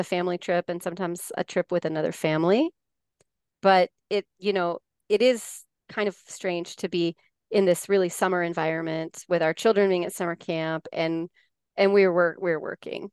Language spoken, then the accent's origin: English; Colorado, United States; moved away as an adult; also born or lived in Denver / Barcelona, Spain; now in California, United States; I grew up in Colorado, a very small town in, in Colorado near the New Mexico border, an area called the Four Corners